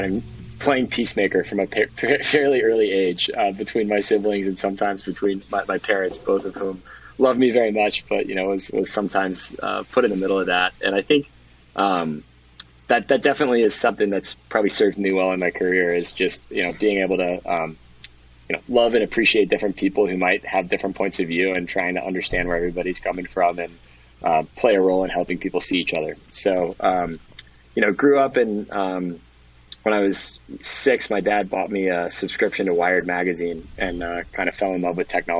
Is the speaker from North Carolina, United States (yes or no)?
no; Lexington, Kentucky, United States; moved away; also born or lived in Austin / Miami / San Francisco; I grew up in Lexington, Kentucky